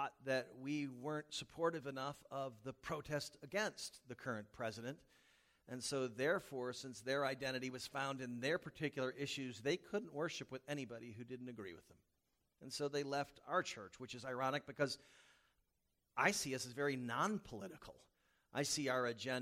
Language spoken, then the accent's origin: English; the South, United States; moved away; I was from the South